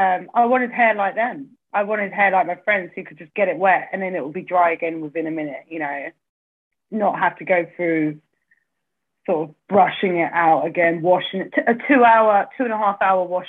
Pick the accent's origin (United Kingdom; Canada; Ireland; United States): United Kingdom; Braintree, East of England; I grew up in Braintree in Essex